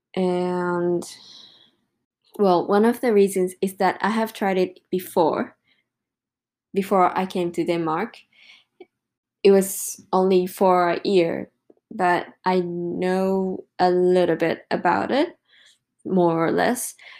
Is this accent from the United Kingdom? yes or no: no; Japan; English is a second language; moved away as an adult; I came back to Japan on 5th of July